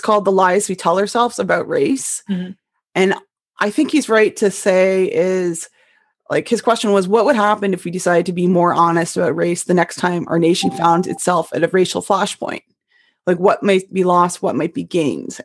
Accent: Canada; moved away as an adult; also born or lived in upstate New York; now in United States; my one that I came from Canada

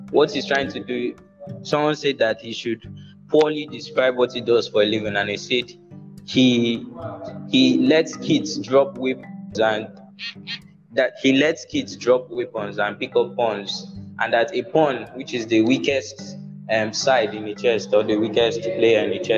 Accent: Nigeria; Yes, yes, I'm Nigerian.

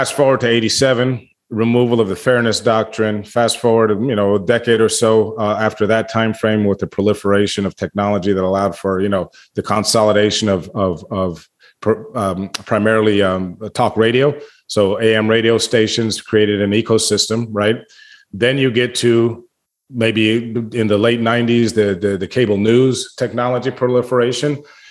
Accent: United States; as an American

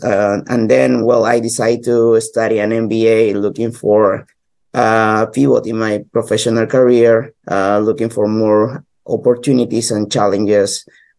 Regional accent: Peru; moved away as an adult; now in Canada; I'm from Peru, South America country.

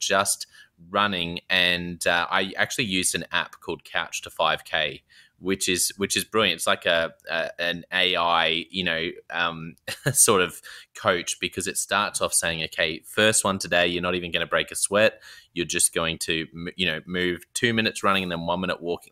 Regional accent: Australia; being an Aussie

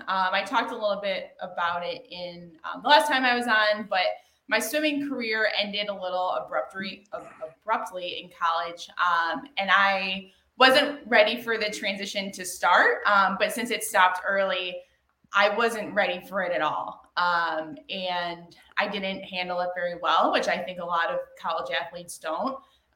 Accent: Amherst, Ohio, United States; Amherst, Ohio. So it's west of Cleveland, about 35 minutes.

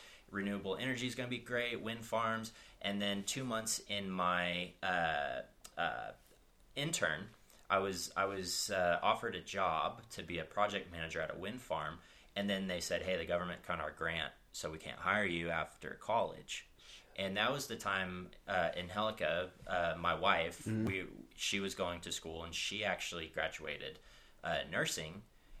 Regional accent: New Hampshire, United States; born there; So I was born in New Hampshire, actually. All the way on the northeast coast.

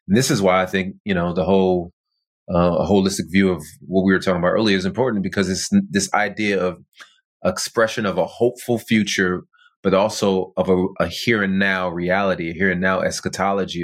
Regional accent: near Compton, California, United States; I'm not from Compton. I mean, although I didn't grow up too far from there

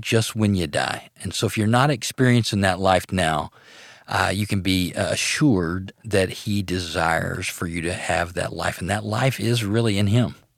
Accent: Arcadia, Louisiana, United States; I grew up in North Louisiana in a little town called Arcadia.

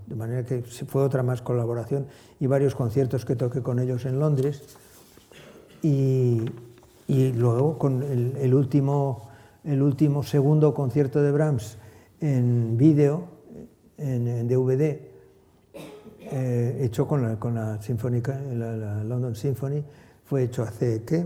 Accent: Bilbao, Basque Country, Spain; moved away as an adult; also born or lived in Saint-Jean-de-Luz; now in Dallas, United States; la tierra donde ha nacido, donde ha pasado su, su infancia, donde ha pasado su adolescencia

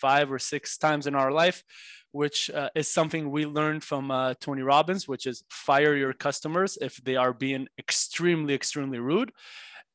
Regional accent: Israel; moved away as an adult; now in Los Angeles, United States; growing up in Israel

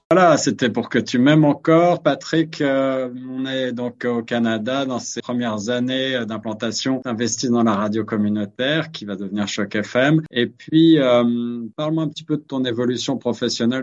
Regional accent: France; moved away; chez nous en France

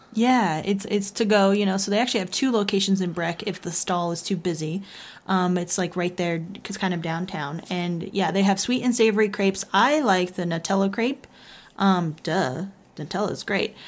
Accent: Texas, United States; I'm from Texas, y'all

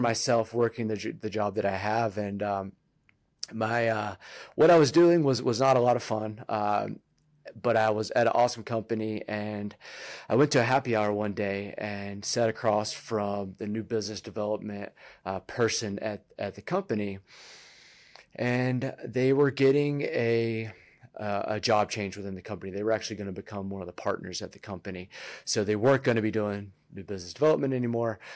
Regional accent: Virginia, United States; moved away as an adult; also born or lived in North Carolina; now in Colorado, United States; I grew up in Virginia

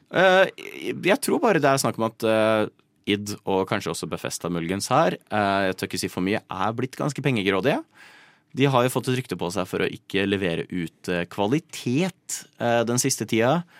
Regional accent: Nittedal, Akershus, Norway; born or raised there

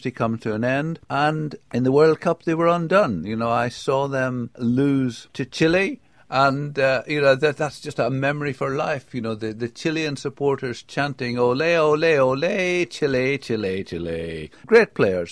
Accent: England, United Kingdom; as an Englishman

